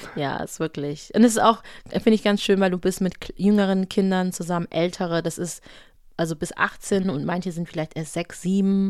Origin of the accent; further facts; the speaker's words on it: Düsseldorf, North Rhine-Westphalia, Germany; also ich bin in Düsseldorf aufgewachsen